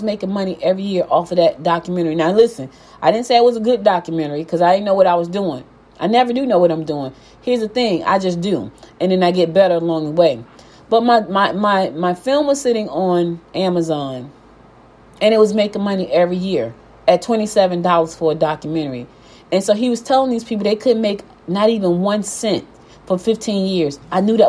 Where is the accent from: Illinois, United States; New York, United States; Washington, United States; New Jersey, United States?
New Jersey, United States; Newark; moved away as an adult; also born or lived in Albany, Georgia / Maplewood, New Jersey; now in Gwinnett County, Georgia, United States; I was born in Georgia, Albany, Georgia, but I was raised in Newark, New Jersey.